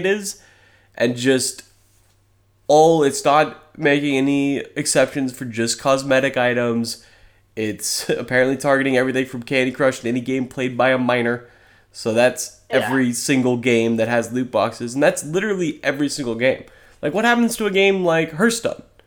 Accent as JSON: {"language": "English", "region": "Oregon", "country": "United States", "tie": "born or raised there", "said": "I was born in Oregon. But, yeah, I've got a little Missouri in my blood"}